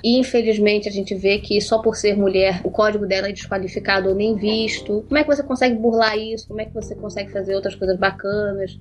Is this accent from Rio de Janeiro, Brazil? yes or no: yes; Rio de Janeiro, Brazil; no Rio de Janeiro, sou carioca uh, ah, resido no Rio